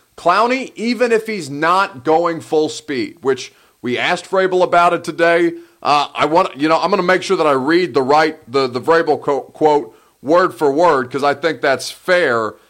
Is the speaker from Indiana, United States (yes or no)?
yes; Indiana, United States; moved away; I'm from Indiana